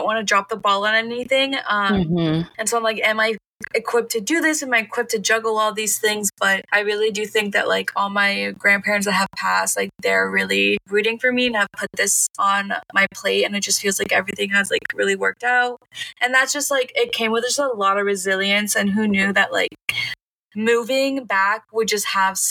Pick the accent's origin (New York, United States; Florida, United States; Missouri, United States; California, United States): Florida, United States; Miami; growing up in Miami